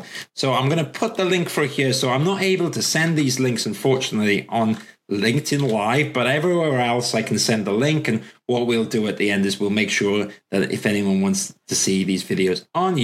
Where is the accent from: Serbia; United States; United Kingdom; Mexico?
United Kingdom; Welsh, Wales; I'm Welsh. I'm proud to be Welsh.